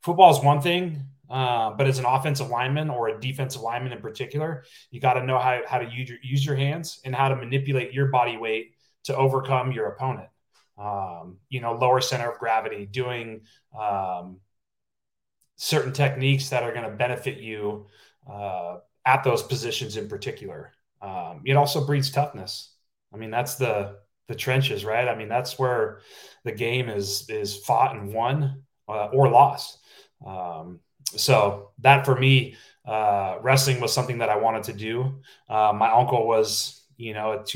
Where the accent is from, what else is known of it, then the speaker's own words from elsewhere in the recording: Napa, California, United States; I'm from a small town, Napa, California. Not too many people from my hometown have gone on to play